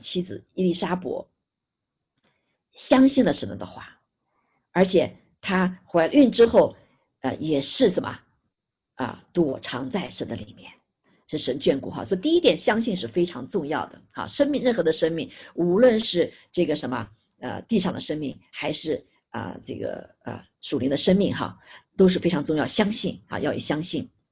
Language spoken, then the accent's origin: Chinese; China; 但我们中国人是很特别哈